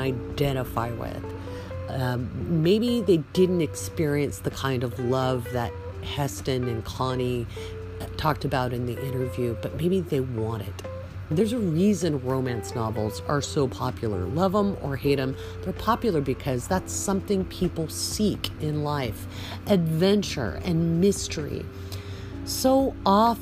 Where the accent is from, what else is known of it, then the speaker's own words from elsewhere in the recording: the Northwest, Pacific Northwest, United States; I grew up in the Northwest from an old pioneer family